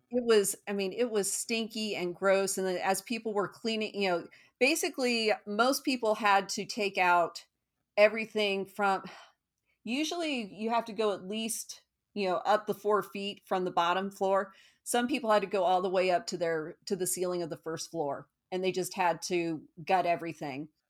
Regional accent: Parker, Colorado, United States; moved away as an adult; also born or lived in Aurora, Colorado / Evanston, Illinois / Houston, Texas; I am originally from Colorado

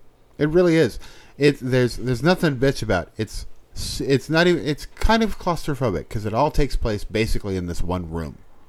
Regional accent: New England, United States; I am from New England, trust.

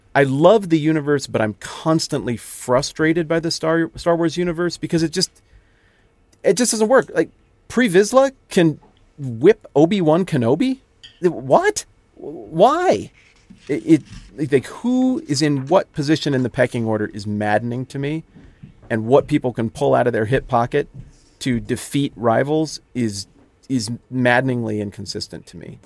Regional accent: the West, United States; I'm from the West, where I like to do mountainy things

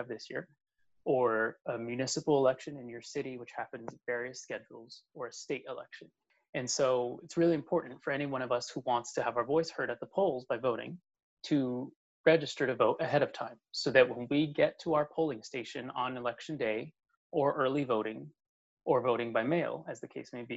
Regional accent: Texas, United States; also born or lived in Maryland; now in Washington, D.C., United States; I'm originally from Texas

